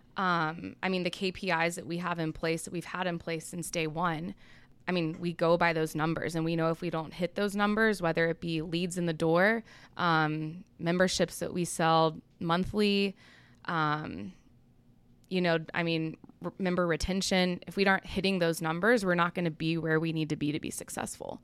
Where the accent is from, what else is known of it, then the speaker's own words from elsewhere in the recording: Charlotte, North Carolina, United States; also born or lived in Atlanta, Georgia; I'm originally from Atlanta, but I grew up most of my life in Charlotte. So Charlotte's really all I remember.